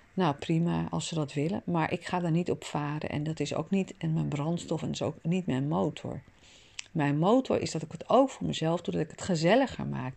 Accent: Amsterdam, North Holland, Netherlands; Ik zelf ben een stadsmens, ik ben in Amsterdam geboren.

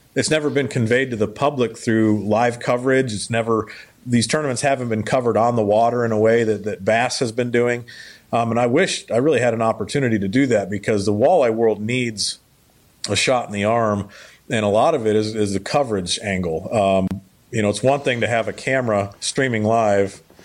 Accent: United States; I'm an American

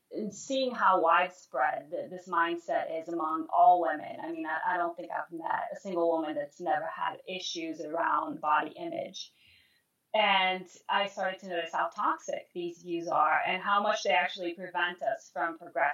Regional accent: Brazil; moved away; I'm originally from Brazil

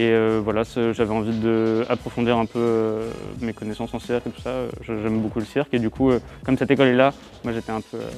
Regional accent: Châtellerault, Nouvelle-Aquitaine, France; comme je viens de Châtellerault, j'étais déjà dans cette école avant dans les cours loisirs.

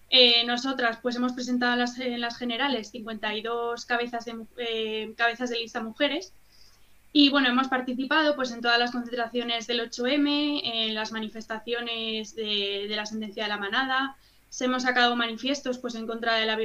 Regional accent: Madrid, Community of Madrid, Spain; Yo en concreto soy de Madrid

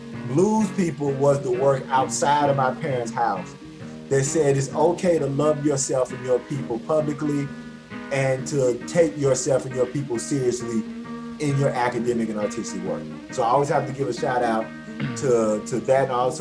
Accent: Clarksdale, Mississippi, United States; So I'm from Clarksdale, Mississippi, home of the blues, Highway 4961, where the crossroads.

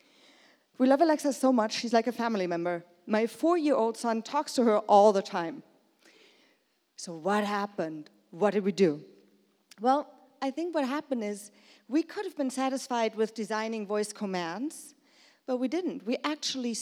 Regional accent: Germany; moved away as an adult; also born or lived in Brooklyn; I'm from Germany, but I work over there

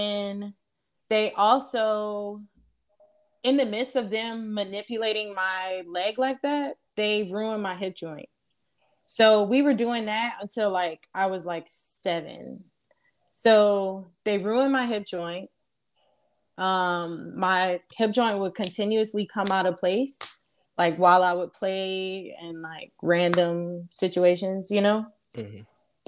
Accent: Charleston, South Carolina, United States; also born or lived in Georgia; I am originally from Charleston, but I was born in Georgia

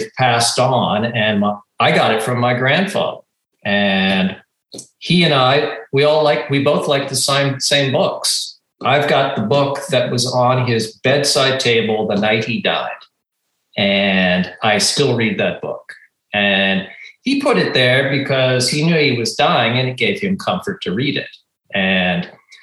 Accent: outside of Boston, Massachusetts, United States; I grew up outside of Boston in a very rural area

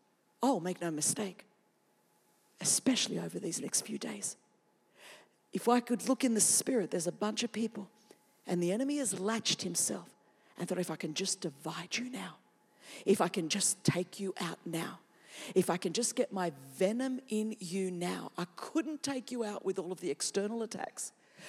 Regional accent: California, United States; I'm from California, as I'm talking about this.

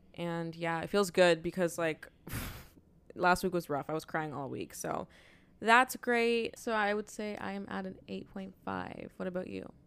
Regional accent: Toronto, Ontario, Canada; we're from Toronto

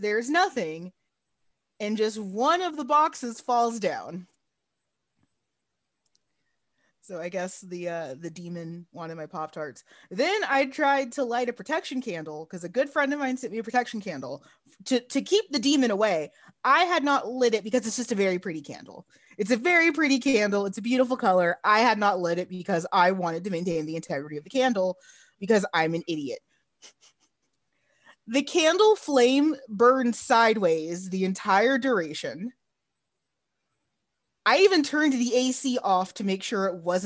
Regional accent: Arlington, Texas, United States; now in San Antonio, United States; I'm from Arlington, Texas originally.

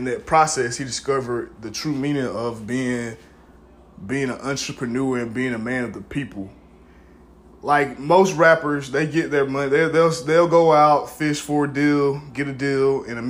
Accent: Middle Georgia, United States; I grew up in Middle Georgia

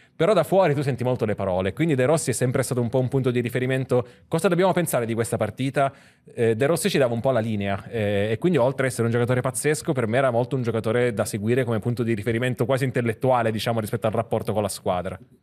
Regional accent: Sicily, Italy; io sono siciliano

